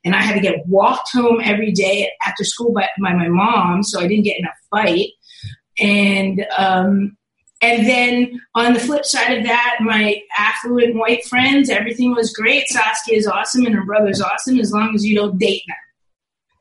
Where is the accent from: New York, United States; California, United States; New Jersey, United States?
New Jersey, United States; Princeton; I grew up in Princeton, New Jersey.